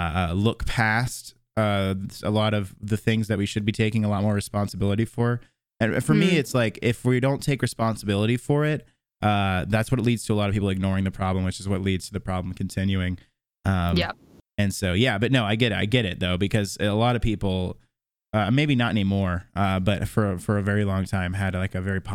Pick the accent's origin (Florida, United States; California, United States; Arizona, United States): Florida, United States; Tallahassee; also born or lived in Jacksonville; now in Nashville, United States; Born and raised in Tallahassee, and I spent 4 years in Jacksonville, and I just moved to Nashville like 4 months ago or something like that.